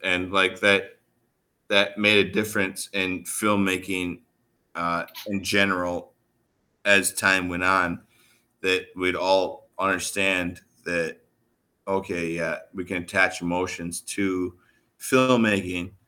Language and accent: English; Midwest, United States; I'm from the Midwest